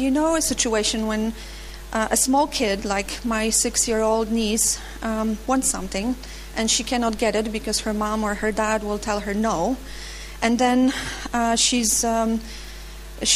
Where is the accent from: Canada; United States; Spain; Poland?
Poland; Opole, Opole Voivodeship; I'm from Opole, Poland. I work there in an American company.